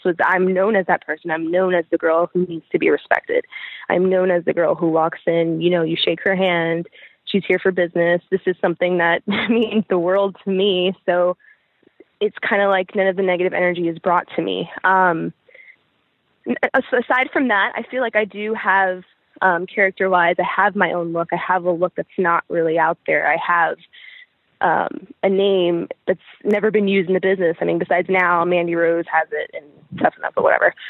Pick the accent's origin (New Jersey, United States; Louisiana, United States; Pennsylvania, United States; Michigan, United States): Pennsylvania, United States; also born or lived in Brooklyn, New York; I was born in Brooklyn, New York. Okay. Um, I spent most of my life I've spent growing up in um, Pennsylvania